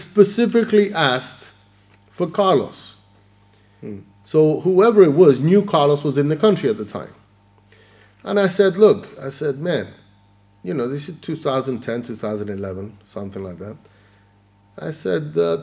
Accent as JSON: {"language": "English", "region": "Sicily", "country": "Italy", "moved": "yes", "lives_now": "United Kingdom", "said": "I'm from Sicily."}